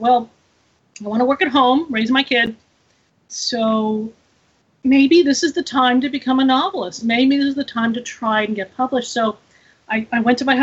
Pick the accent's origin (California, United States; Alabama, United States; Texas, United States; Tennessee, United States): California, United States; Los Angeles; I'm actually from Los Angeles. I'm a city girl